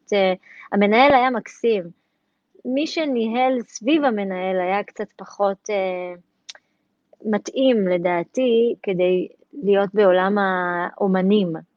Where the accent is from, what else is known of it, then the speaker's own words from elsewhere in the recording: Tel Aviv, Tel Aviv District, Israel; בית ספר תל חי, בדרך הטייסים בתל אביב, מעפילי אגוז, שם גדלתי